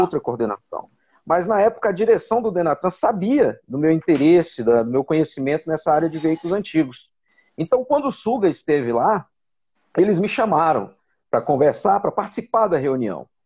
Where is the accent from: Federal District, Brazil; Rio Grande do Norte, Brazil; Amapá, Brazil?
Federal District, Brazil; Brasília; eu sou de Brasília, estou em Brasília, sempre morei em Brasília